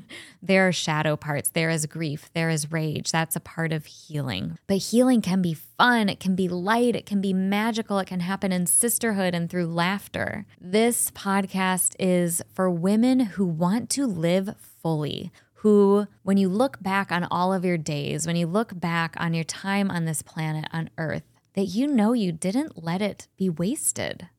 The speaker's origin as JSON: {"language": "English", "town": "Cleveland", "region": "Ohio", "country": "United States", "tie": "born or raised there", "also_born_or_lived": "Chagrin Falls, Ohio / Colorado", "said": "I was born and raised in Cleveland."}